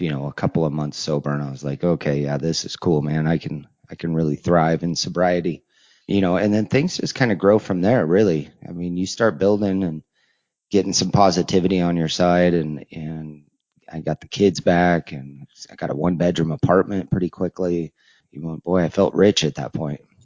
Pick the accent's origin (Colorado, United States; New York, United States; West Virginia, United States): Colorado, United States; moved away as an adult; also born or lived in Nebraska; I had actually taken off from Colorado, my hometown area